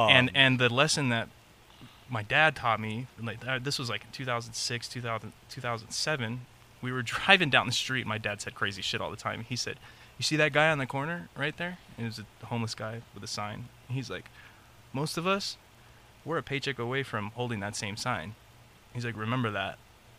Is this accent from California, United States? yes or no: yes; Long Beach, California, United States; born there; also born or lived in San Diego / North Carolina; Born in Long Beach, went up to San Diego, then to North Carolina, then back to San Diego.